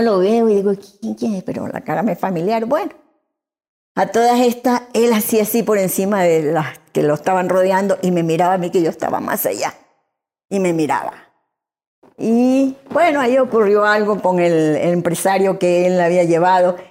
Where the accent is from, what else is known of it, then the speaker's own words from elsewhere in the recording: Venezuela; now in Guayaquil, Ecuador; Yo nací aquí en Guayaquil y a los seis meses de nacida emigramos para Venezuela